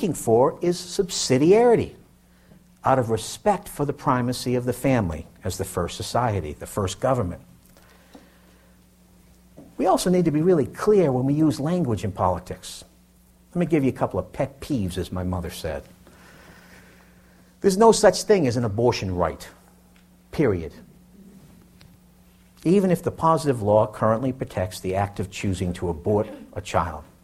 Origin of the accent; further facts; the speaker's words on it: Boston, Massachusetts, United States; I grew up in Dorchester, Massachusetts, in an inner city neighborhood in the greater Boston area